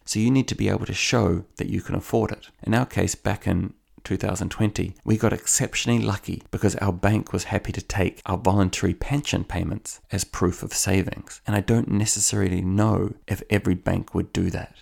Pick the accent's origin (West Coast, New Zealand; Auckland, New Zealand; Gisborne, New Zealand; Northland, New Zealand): Auckland, New Zealand; now in Ireland; where I grew up in Howick in Auckland